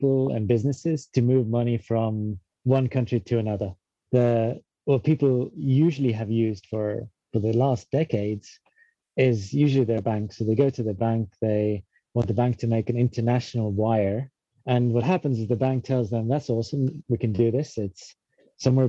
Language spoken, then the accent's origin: English; Estonia; moved away as an adult; now in London, United Kingdom; we're both from Estonia originally, but around 2007, we both, for different reasons, ended up in London.